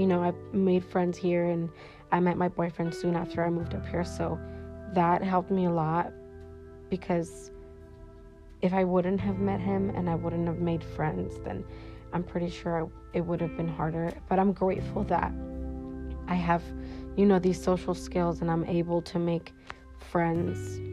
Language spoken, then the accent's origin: English; Sunnyvale, California, United States; also born or lived in Mexico; now in Washington, United States; I was born in Mexico, but I was brought to the United States when I was 7. And I was actually in California, Northern Cali, so Sunnyvale, California